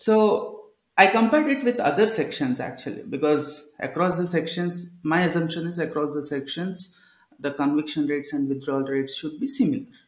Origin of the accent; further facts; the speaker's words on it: Kodad, Telangana, India; moved away as an adult; also born or lived in Bangalore; Back then, I used to stay at Kodada, uh, uh my hometown itself.